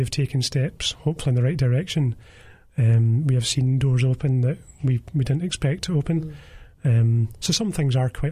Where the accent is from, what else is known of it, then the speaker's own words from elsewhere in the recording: Greenock, Scotland, United Kingdom; I was born in Greenock.